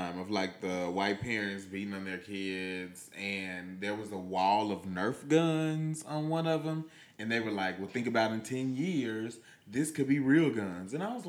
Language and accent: English; West Memphis, Arkansas, United States; I was raised in West Memphis.